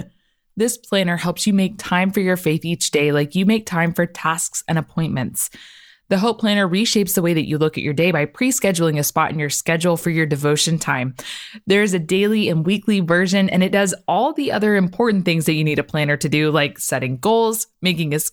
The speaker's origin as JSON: {"language": "English", "region": "Oklahoma", "country": "United States", "moved": "yes", "said": "I'm from Oklahoma"}